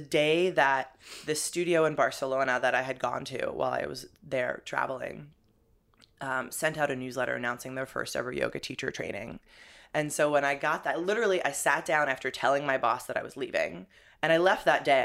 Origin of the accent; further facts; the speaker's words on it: New Jersey, United States; moved away as an adult; also born or lived in Boulder, Colorado / Europe; now in New York, United States; I'm originally from Jersey, but I, uh, moved out to Boulder, Colorado